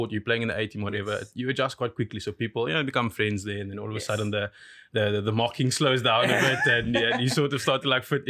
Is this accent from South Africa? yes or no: yes; Goodwood, Western Cape, South Africa; I'm like born and raised in Goodwood